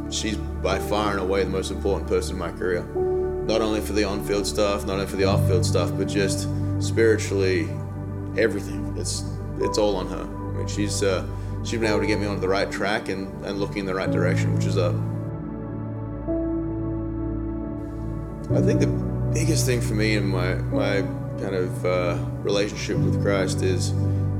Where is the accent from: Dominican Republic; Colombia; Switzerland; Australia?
Australia; moved away as an adult; now in United States; I'm Australian, so I came over to America in 2007